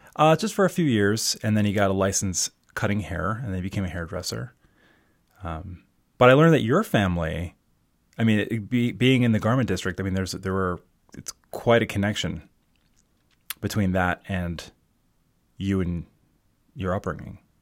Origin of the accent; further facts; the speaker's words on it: Baltimore, Maryland, United States; also born or lived in Brooklyn, New York; now in Chester County, Pennsylvania, United States; I grew up in Baltimore